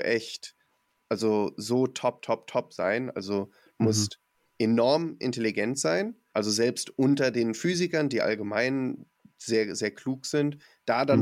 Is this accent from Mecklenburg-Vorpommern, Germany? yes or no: yes; Mecklenburg-Vorpommern, Germany; ich komm aus Mecklenburg-Vorpommern